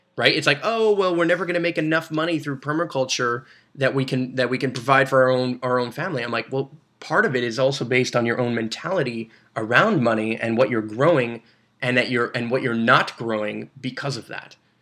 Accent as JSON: {"language": "English", "town": "Brossard", "region": "Quebec", "country": "Canada", "tie": "born or raised there", "said": "I was born and raised in Brossard"}